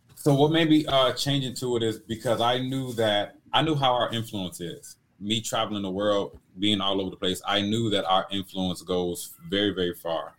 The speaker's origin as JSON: {"language": "English", "town": "Detroit", "region": "Michigan", "country": "United States", "said": "I come from Detroit, like the inner cities of Detroit"}